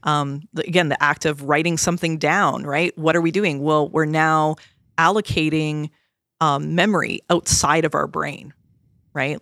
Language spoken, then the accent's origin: English; Canada; I'm Canadian